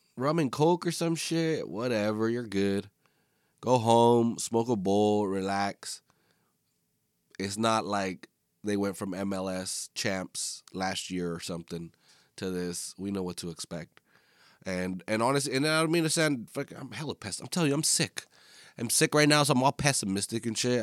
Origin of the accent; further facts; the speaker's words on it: Northern California, United States; I am from Northern California